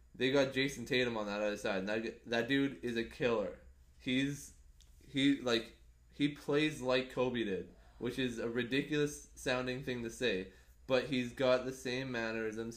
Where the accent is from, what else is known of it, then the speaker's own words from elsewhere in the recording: Canada; as a Canadian